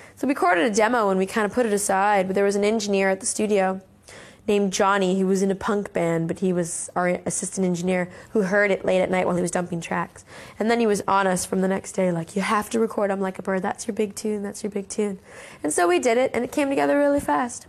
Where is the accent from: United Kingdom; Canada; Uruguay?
Canada; Victoria, British Columbia; moved away as an adult; also born or lived in Toronto; I'm from Victoria. So when I was done high school, because I had some music connections in Toronto, because I had some family there, I moved over there